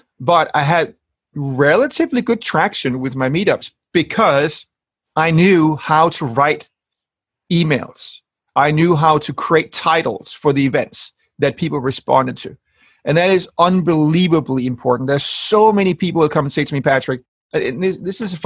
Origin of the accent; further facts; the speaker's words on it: Denmark; moved away as an adult; now in London, United Kingdom; So I'm from Denmark, and I have my family in Denmark.